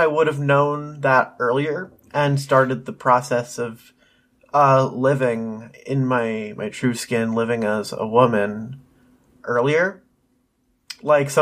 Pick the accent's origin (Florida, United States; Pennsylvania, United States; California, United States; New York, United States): Pennsylvania, United States; I was born in Pennsylvania in the small town that we are from to Jennifer and Darren, the parents of this story